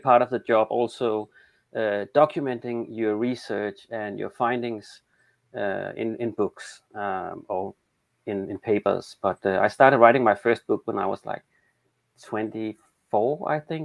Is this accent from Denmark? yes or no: yes; Denmark; accent: Danish; English is a second language; I'm from Denmark. That's the awkward accent.